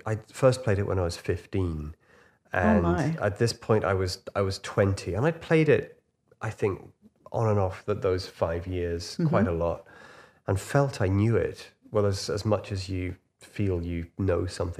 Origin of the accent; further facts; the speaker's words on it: Huyton, North West England, United Kingdom; thinking that I'm this boy from Huyton, you know, who used to take out all his records when I was 8 years old.